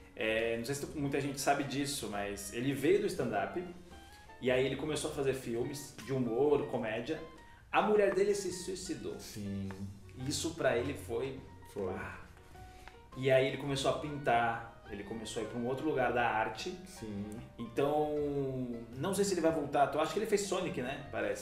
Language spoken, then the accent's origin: Portuguese; Ilhabela, São Paulo, Brazil; eu sou de Ilhabela, porque eu nasci em Ilhabela